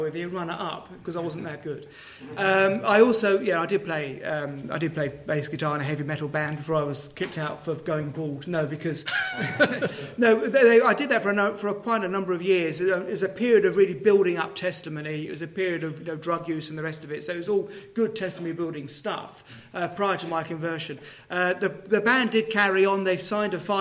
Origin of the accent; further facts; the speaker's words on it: Dagenham, London, United Kingdom; moved away as an adult; now in Herefordshire, United Kingdom; I was born in Dagenham. I'm not from any rural area whatsoever.